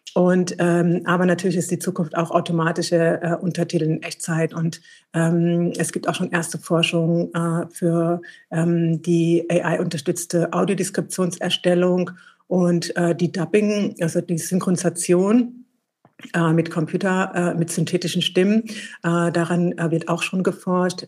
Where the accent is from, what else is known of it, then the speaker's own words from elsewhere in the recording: Eritrea; now in Berlin, Germany; in meinem Heimatland Eritrea